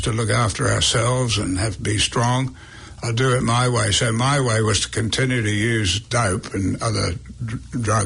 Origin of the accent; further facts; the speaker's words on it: New Zealand; moved away as an adult; also born or lived in England; being a Kiwi